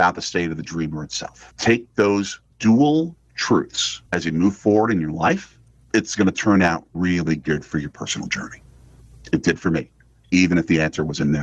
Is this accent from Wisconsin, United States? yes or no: yes; Milwaukee, Wisconsin, United States; born or raised there